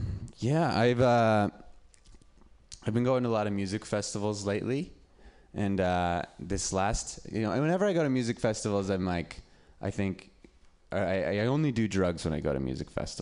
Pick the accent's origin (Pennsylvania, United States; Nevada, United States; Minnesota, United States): Nevada, United States; Reno; now in San Francisco, United States; I'm from Reno